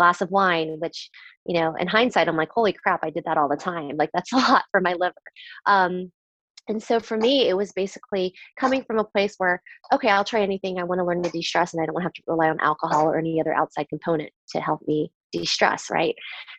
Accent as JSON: {"language": "English", "region": "Southern Virginia", "country": "United States", "tie": "born or raised there", "said": "I grew up in Southern Virginia where at the time there wasn't that much diversity. And so my parents, when they immigrated here from Taiwan, they actually wanted me, my brother and my sister to assimilate"}